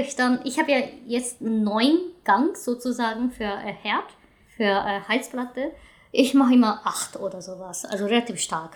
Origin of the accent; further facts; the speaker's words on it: Hiroshima, Japan; German is a second language; now in Germany; in meiner Region auf jeden Fall, ich komme aus Hiroshima